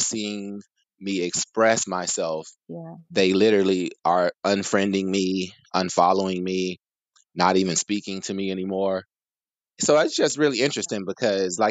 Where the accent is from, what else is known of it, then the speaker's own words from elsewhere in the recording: Chicago, Illinois, United States; moved away as an adult; now in California, United States; for the past several years, I've been based in California, born and raised in Chicago